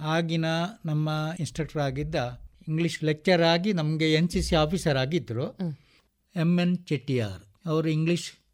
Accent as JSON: {"language": "Kannada", "town": "Vitla", "region": "Karnataka", "country": "India", "tie": "born or raised there", "said": "ನಾನು ವಿಟ್ಲ ಮೂಲ ಮೂಲದಂದು ವಿಟ್ಲ ವಿಟ್ಲದಿಂದ ಒಳಗಡೆ ಮೂರು ಕಿಲೋಮೀಟರ್ ಒಳಗಡೆ ಮಡತ್ತಾರು ದರ್ಬೆ ಅಂತೇಳಿ ನನ್ನ ಜನ್ಮಸ್ಥಳ ಬಾಲ್ಯ ಪ್ರೈಮರಿ ಶಾಲೆಯೆಲ್ಲ ಅಲ್ಲೇ"}